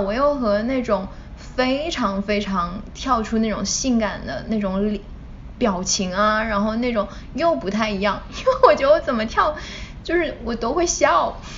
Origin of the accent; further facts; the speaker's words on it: China; moved away; 我从小在，嗯，国内长大嘛